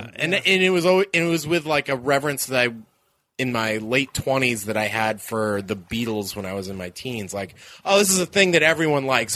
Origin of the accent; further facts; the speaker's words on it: Massachusetts, United States; I'm from Massachusetts.